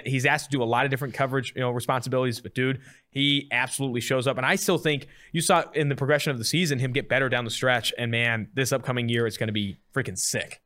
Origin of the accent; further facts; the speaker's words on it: Oakland, California, United States; also born or lived in San Diego; now in Cincinnati, United States; I'm from Oakland, but went to San Diego State